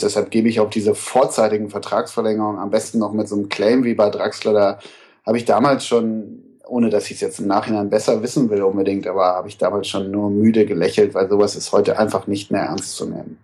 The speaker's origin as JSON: {"language": "German", "area": "Münsterland", "region": "North Rhine-Westphalia", "country": "Germany", "tie": "born or raised there", "moved": "yes", "said": "Ich komme nämlich ursprünglich aus Westfalen zumindest, aus Münsterland, wo ist eine extreme Schalker Hochburg. Also ich komme aus einem kleinen Kaff"}